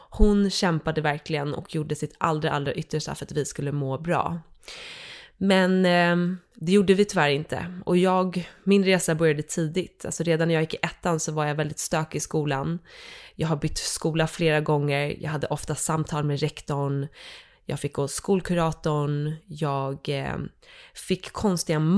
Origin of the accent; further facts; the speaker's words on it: Dalarö, Stockholm County, Sweden; Så från början så eh, är jag uppvuxen ute på Dalarö, en skärgårdsö.